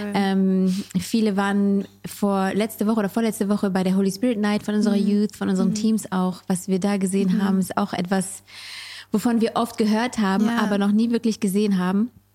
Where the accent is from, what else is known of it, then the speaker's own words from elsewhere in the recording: France; moved away; Ich bin in Frankreich aufgewachsen